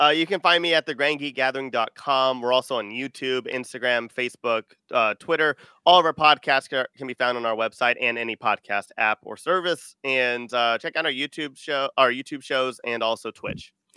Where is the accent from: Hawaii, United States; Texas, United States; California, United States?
Texas, United States; Austin; I am from Texas. I'm from Austin.